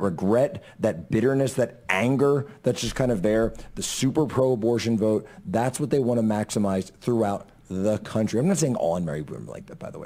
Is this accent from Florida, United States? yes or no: no; Montana, United States; my home state of Montana